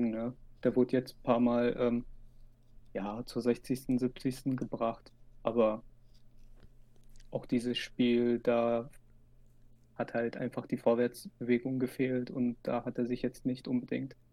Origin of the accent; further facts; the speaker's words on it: Dortmund, North Rhine-Westphalia, Germany; das ist mir auch absolut rätselhaft als Dortmunder.